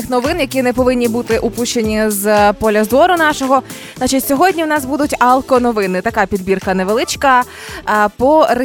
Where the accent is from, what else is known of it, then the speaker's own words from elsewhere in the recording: Mariupol, Donetsk Oblast, Ukraine; moved away as an adult; now in Kyiv, Ukraine; з Маріуполя.